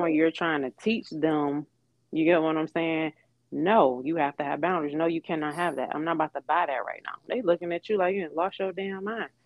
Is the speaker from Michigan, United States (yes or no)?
yes; Detroit, Michigan, United States; moved away as an adult; also born or lived in Atlanta; I am from Detroit, Michigan. I was born and raised here.